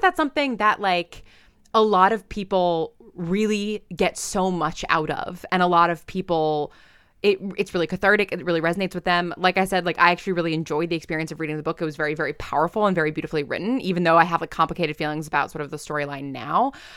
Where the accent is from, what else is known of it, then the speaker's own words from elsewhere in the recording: New York, United States; I'm from New York